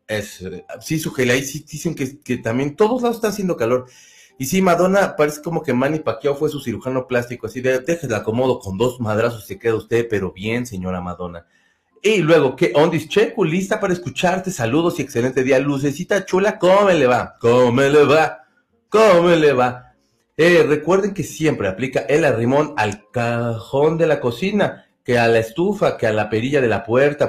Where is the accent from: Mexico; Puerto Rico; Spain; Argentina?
Mexico; Mexico City; somos del Distrito Federal, que somos bien chillones